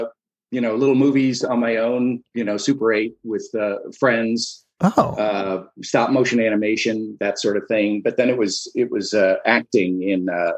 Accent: Princeton, New Jersey, United States; born there; also born or lived in Geneva, Switzerland; I was born in Princeton, left there in the second grade because my stepfather was a bigwig with the Boy Scouts.

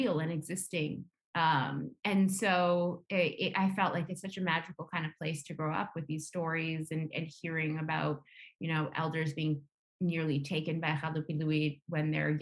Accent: Nunavut, Canada; growing up in Nunavut

